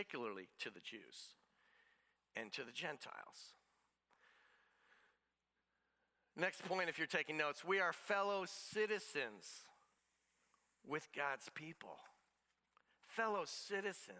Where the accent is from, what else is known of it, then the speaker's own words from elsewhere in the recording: United States; I'm an American citizen